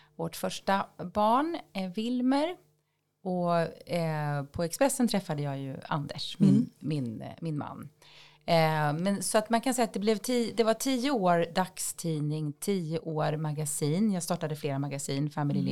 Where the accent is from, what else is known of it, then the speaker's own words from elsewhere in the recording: countryside outside Jämjö/Växjö area, Småland, Kronoberg County, Sweden; Jag eh, växte upp på landet utanför Jämla, en liten ja, håla ska man väl inte säga